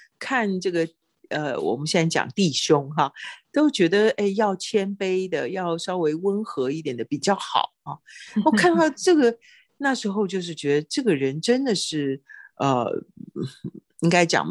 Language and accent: Chinese; China; 我们中国人其实都不是很喜欢那种很积极、很主动的那种，至少是我了哈。